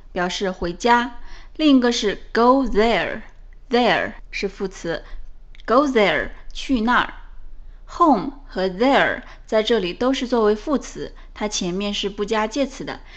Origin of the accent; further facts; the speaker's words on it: China; 我们中国人说英语，有些时候和地道的英语口语还是有些差距的。